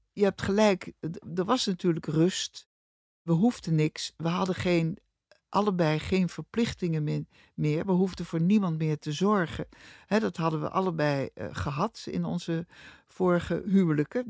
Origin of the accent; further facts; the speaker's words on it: Rotterdam, South Holland, Netherlands; Ik ben van 1943 geboren in Rotterdam. Hartje oorlog, hartje stad.